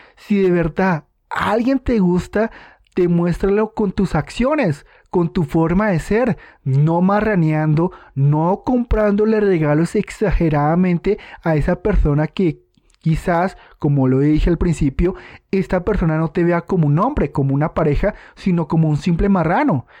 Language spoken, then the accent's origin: Spanish; Colombia; aquí en mi país Colombia